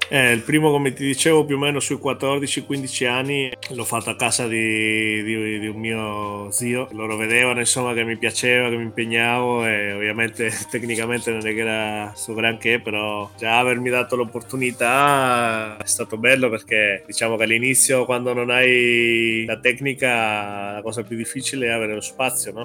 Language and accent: Italian; Chile; now in Italy; Vengo dal Cile